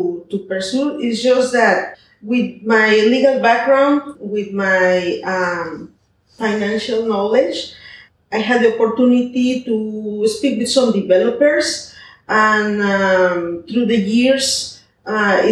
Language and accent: English; Mexico City, Mexico; moved away as an adult; now in Puerto Vallarta, Mexico; I'm from Mexico City. I have 19 years living in Puerto Vallarta